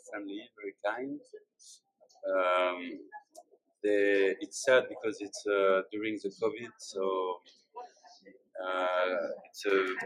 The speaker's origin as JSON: {"language": "English", "town": "Bordeaux", "region": "Nouvelle-Aquitaine", "country": "France", "second_language": "English", "said": "I'm a 30 years old boy. I come from France, from Bordeaux, you know, the city of wine."}